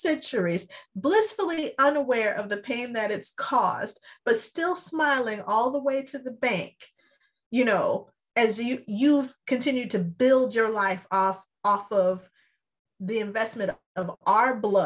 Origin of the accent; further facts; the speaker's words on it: California, United States; moved away as an adult; now in Atlanta, United States; I've lived here for the past decade. I've birthed and raised my kids here, but I'm still Californian